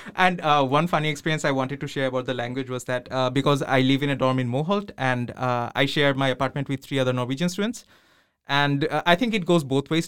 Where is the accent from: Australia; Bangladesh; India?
Bangladesh; moved away as an adult; now in Trondheim, Norway; I'm from Bangladesh, so I'm also here doing my masters